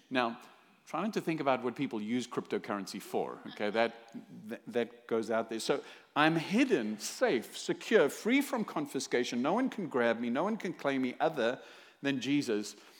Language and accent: English; South Africa; now in Fullerton, United States; originally from South Africa